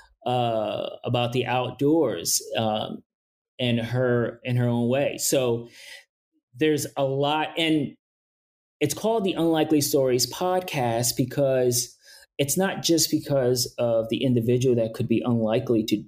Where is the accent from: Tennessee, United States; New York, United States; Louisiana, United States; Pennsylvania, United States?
New York, United States; New York City; I'm from New York City. I'm from Brooklyn